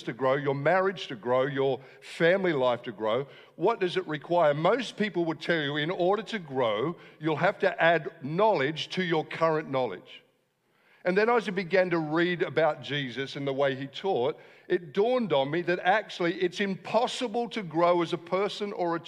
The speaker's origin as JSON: {"language": "English", "town": "Wollongong", "region": "New South Wales", "country": "Australia", "said": "I am from Wollongong"}